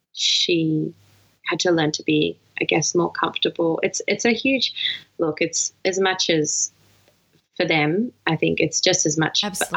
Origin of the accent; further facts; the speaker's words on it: Melbourne, Victoria, Australia; moved away as an adult; also born or lived in New South Wales; I just moved back to my hometown